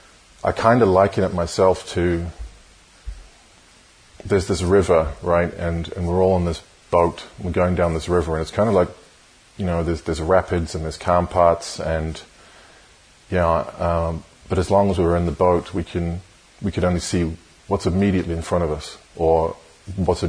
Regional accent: New Zealand; moved away as an adult; I was born in New Zealand. I grew up there, but I have lived most of my adult life in various other countries around the world.

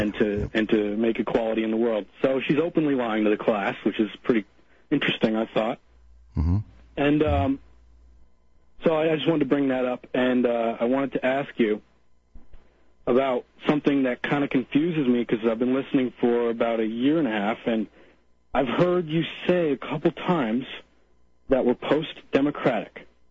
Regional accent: Cavendish, Vermont, United States; my hometown, which is in Cavendish

